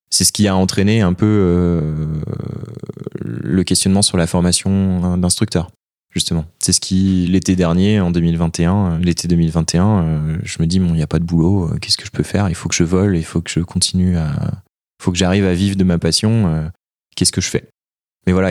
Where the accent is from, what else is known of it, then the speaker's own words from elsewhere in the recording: Annecy, Auvergne-Rhône-Alpes, France; moved away as an adult; also born or lived in Valenciennes; je suis originaire de Haute-Savoie, d'Annecy. Euh, mes parents habitent Annecy.